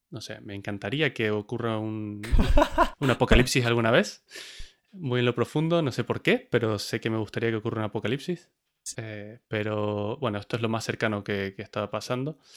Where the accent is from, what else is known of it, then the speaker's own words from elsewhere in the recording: Argentina; No solo me casé, sino que me casé en Argentina, que es de donde soy, por si alguien no se dio cuenta.